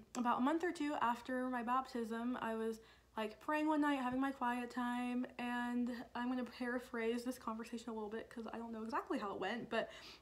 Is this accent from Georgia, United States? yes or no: yes; Dunwoody, Georgia, United States; I'm from Dunwoody